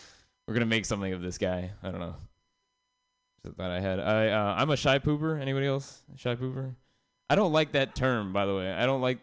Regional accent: San Jose, California, United States; now in Oakland, United States; I'm from San Jose, um, which means like growing up, I heard the N word a lot, and then uh, when I moved to Oakland

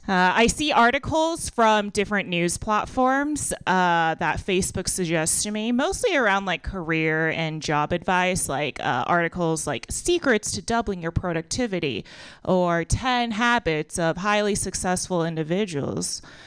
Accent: Texas, United States; I'm from Texas, okay? Like, they teach us English there

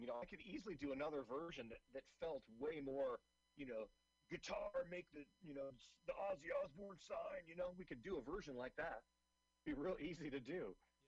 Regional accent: Seattle, Washington, United States; I'm originally from Seattle.

